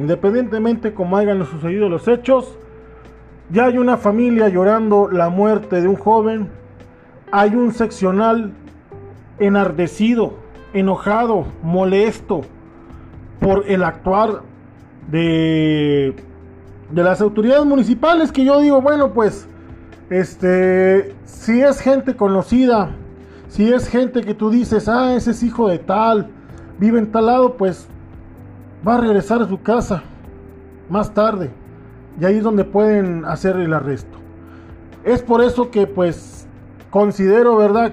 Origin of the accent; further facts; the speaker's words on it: Mexico; mi pueblo